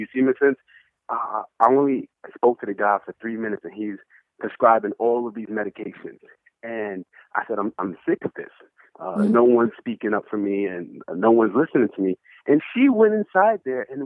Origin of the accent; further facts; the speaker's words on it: New York, United States; my home state, New York